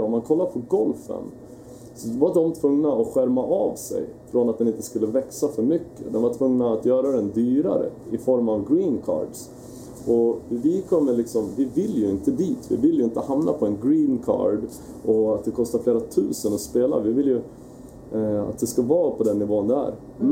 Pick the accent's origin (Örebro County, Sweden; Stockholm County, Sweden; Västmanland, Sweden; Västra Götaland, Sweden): Västmanland, Sweden; Västerås; also born or lived in Oslo, Norway; Jag är uppvuxen i Västerås